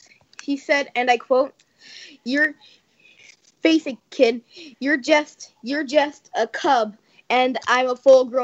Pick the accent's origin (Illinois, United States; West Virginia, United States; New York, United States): West Virginia, United States; I was born in West Virginia